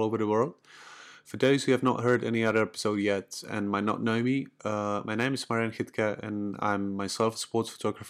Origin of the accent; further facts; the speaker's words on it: Czechia; I'm from the Czech Republic